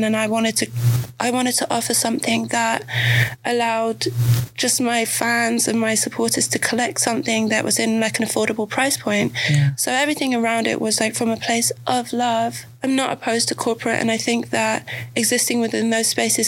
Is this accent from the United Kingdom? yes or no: yes; England, United Kingdom; growing up in England